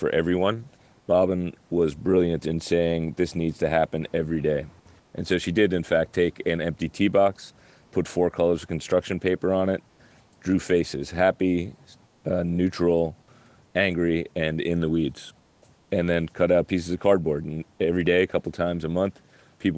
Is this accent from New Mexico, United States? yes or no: no; New York, United States; I'm from New York